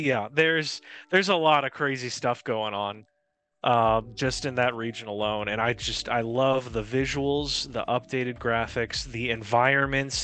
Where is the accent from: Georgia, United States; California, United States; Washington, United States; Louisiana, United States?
Louisiana, United States; Cajun; I'm not Creole. I'm Cajun